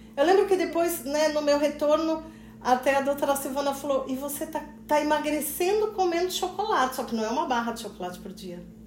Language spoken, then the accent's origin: Portuguese; Poços de Caldas, Minas Gerais, Brazil; moved away; eu sou de Poços de Caldas, né? Mas fazia muito tempo que eu não morava